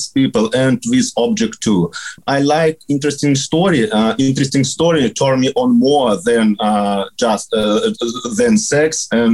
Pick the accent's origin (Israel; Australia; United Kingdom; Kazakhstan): Kazakhstan; Astana; I live in Kazakhstan. I'm from Astana. This is capital of our country